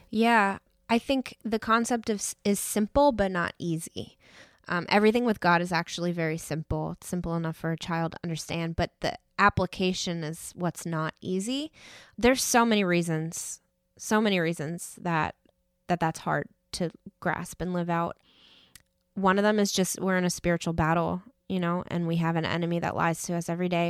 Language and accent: English; New York, United States; moved away; I grew up in New York and the school system up there is very arts driven